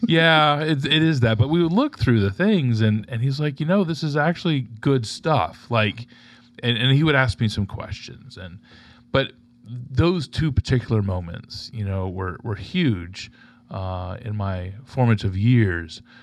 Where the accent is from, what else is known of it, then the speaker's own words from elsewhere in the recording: Tampa, Florida, United States; I'm from, uh, born and raised in Tampa, Florida.